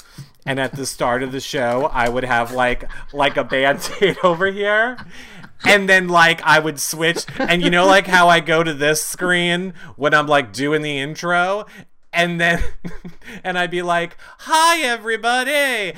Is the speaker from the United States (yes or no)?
yes; the South, United States; I'm from the South, so I'm stupid and I don't know how to put a vitamin in my mouth?